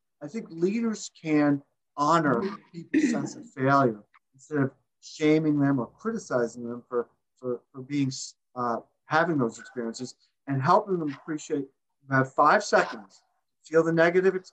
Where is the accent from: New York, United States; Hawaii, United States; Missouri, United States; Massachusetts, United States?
Massachusetts, United States; I'm from Massachusetts